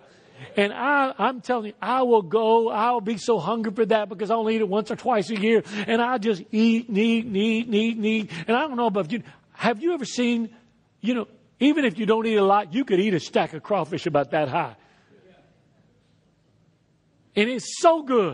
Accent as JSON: {"language": "English", "region": "Texas", "country": "United States", "tie": "born or raised there", "also_born_or_lived": "Lafayette, Louisiana", "moved": "as an adult", "said": "I was born in Texas and raised in Texas and moved to Lafayette when I was 19 years old"}